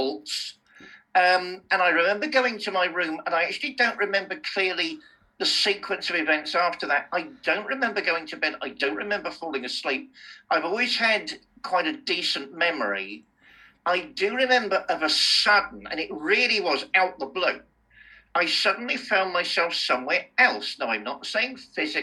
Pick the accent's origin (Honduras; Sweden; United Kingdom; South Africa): United Kingdom; Fareham, South East England; moved away; Growing up in Fareham in Hampshire, you know, I used to hate it